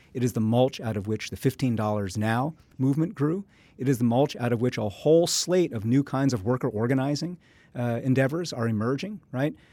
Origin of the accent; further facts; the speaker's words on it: the Northwest, Pacific Northwest, United States; I'm from the Northwest